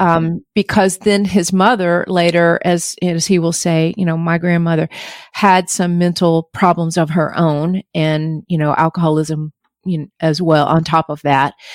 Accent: North Georgia mountains, United States; I grew up in the North Georgia mountains

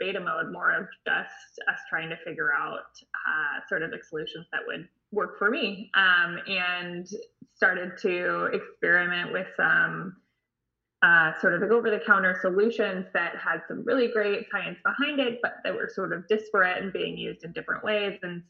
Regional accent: Bay Area, California, United States; also born or lived in Santa Barbara, California; now in San Diego, United States; I grew up in the Bay Area in California

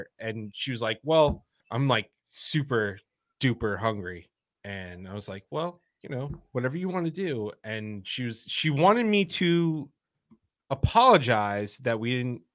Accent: New York, United States; We're from New York

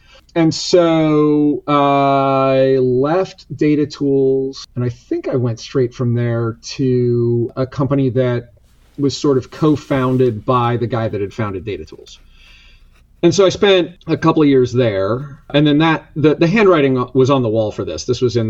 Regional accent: Palo Alto, California, United States; moved away; Palo Alto. Yep. Fifth And generation Palo Alton.

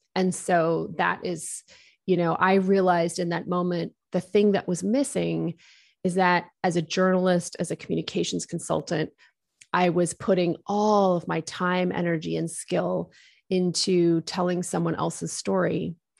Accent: Wolfville, Nova Scotia, Canada; also born or lived in United Kingdom; I grew up in Woolfield, Nova Scotia, which is a college town on the east coast of Canada. We immigrated here from the United Kingdom.

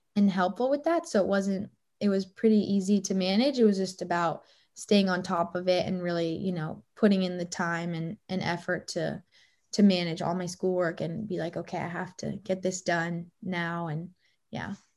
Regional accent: Boulder, Colorado, United States; back in my hometown in Boulder, Colorado

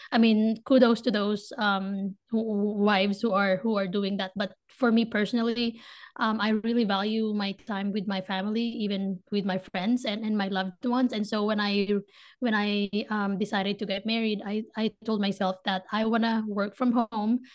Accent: Manila, Metro Manila, Philippines; moved away as an adult; now in United States; I was born and raised in the Philippines, in Manila, Philippines

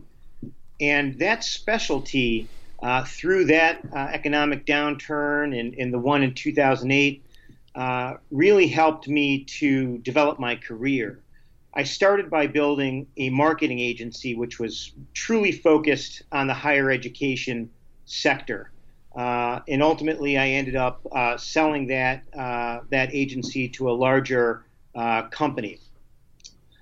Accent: Binghamton, New York, United States; I grew up in Binghamton, New York

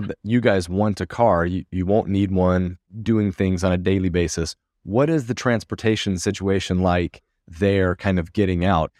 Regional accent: United States; moved away as an adult; now in Porto, Portugal; being an American living abroad

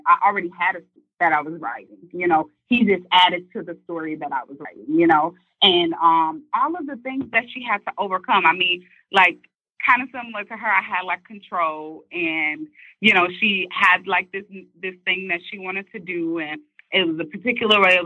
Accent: St. Louis, Missouri, United States; moved away as an adult; Speaking as a Midwest girl, because she's from Chicago, I'm from St. Louis, Missouri

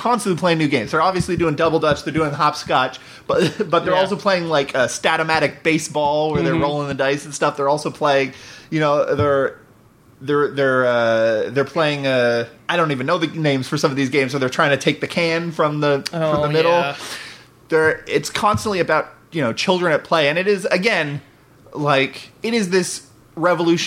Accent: Texas, United States; I grew up in the suburbs. So what do I know? I grew up in Texas.

